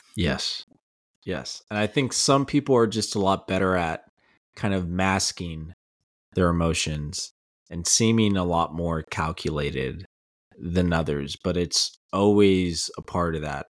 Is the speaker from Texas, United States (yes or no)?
yes; El Paso, Texas, United States; growing up in El Paso